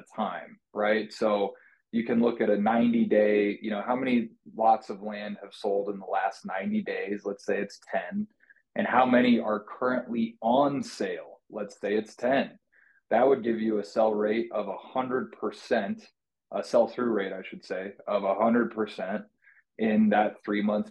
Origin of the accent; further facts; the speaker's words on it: Colorado, United States; I'm from Colorado